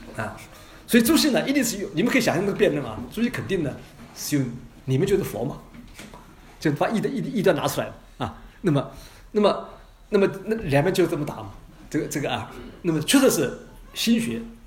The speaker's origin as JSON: {"language": "Chinese", "country": "China", "said": "在冰山下面就表明我们中国人的政治思维的逻辑"}